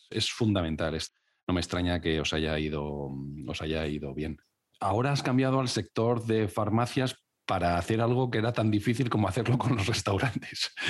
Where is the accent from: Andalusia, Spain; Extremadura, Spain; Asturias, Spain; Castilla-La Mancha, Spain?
Extremadura, Spain; Cáceres; yo soy de Cáceres